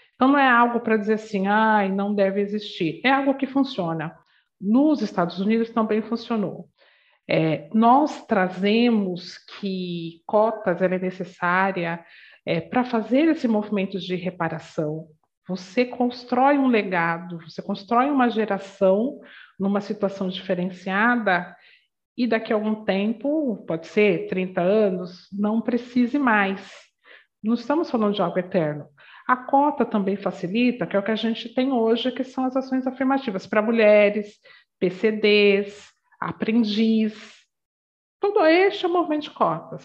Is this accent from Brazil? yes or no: yes; São Paulo, Brazil; eu venho da Zona Leste de São Paulo, uma comunidade muito simples